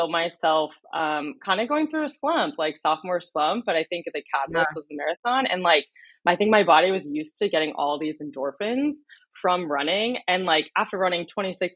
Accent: Westchester, New York, United States; moved away as an adult; also born or lived in Washington, D.C. / Charlottesville, Virginia; now in Kansas City, United States; I'm from New York. I grew up outside of New York City in the suburbs in Westchester, about an hour north of New York City. Went to high school there.

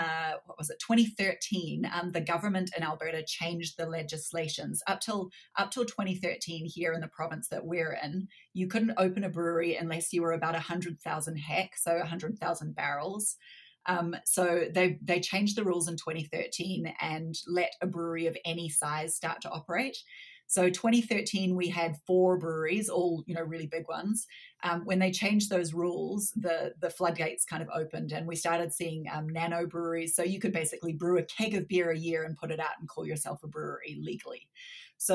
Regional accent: New Zealand; accent: slightly strange accent; moved away as an adult; also born or lived in Canada; now in Calgary, Canada; I was born in Canada, but grew up in New Zealand, hence the slightly strange accent, but I've been back in Canada since 2010.

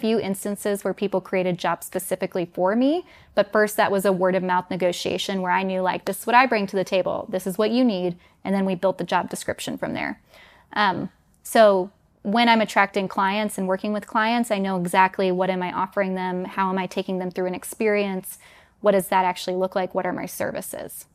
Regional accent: New York City, New York, United States; moved away as an adult; also born or lived in Denmark; I was born in New York City, grew up in the New York area, but I'm also half Danish

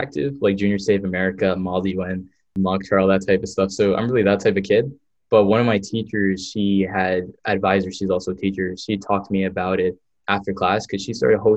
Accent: New Jersey, United States; I'm from New Jersey

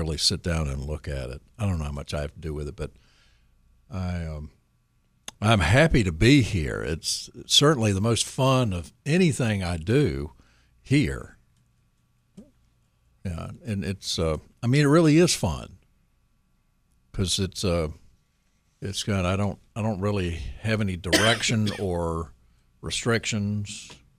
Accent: Pittsburgh, Pennsylvania, United States

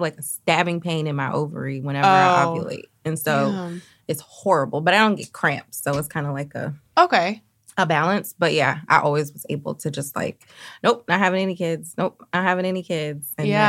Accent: Philadelphia, Pennsylvania, United States; moved away as an adult; also born or lived in New York; now in Los Angeles, United States; I grew up in Philly.

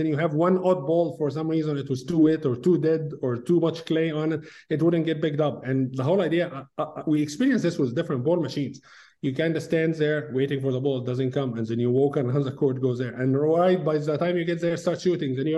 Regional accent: Egypt; moved away as an adult; now in Auburn, United States; when I was a kid, back in Egypt. I'm originally from Egypt.

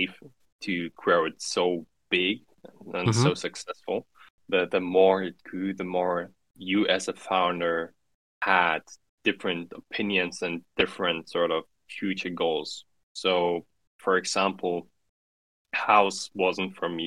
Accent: Central Germany, Germany; English is a second language; So I grew up in a midtown city, so not too big, not too small. In mid-Germany. So I grew up German mainly, but also Russian from the influence from my mother

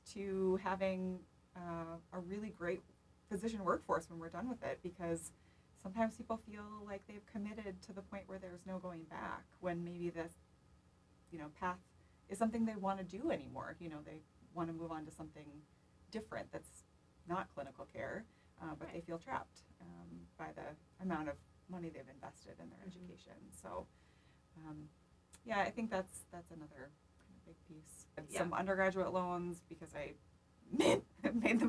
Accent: Pelican Rapids, Minnesota, United States; moved away as an adult; now in Minneapolis, United States; half an hour away from Pelican Rapids, so it's close to my hometown

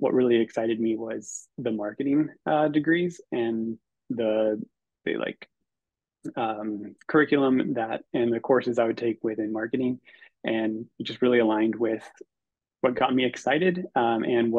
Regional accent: Northern California, United States; I'm originally from Northern California

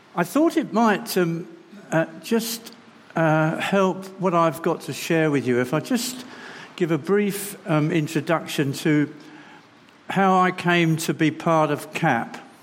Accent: London, United Kingdom; moved away; also born or lived in Bingley; I come from London

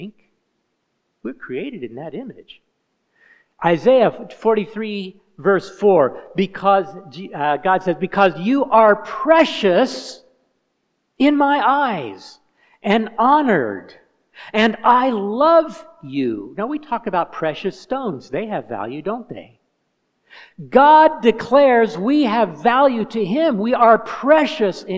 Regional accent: Indiana, United States; moved away as an adult; now in Kenya; I'm an American. I'm from Hoosierland, from Indiana.

